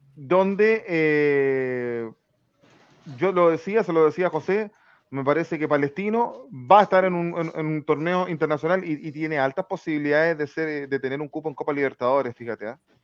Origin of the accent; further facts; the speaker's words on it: San Bernardo, Santiago Metropolitan Region, Chile; somos de San Bernardo